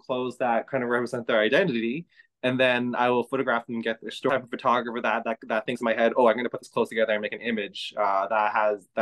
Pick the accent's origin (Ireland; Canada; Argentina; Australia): Canada; Toronto, Ontario; I was born here in Toronto, but I'm the son of immigrant parents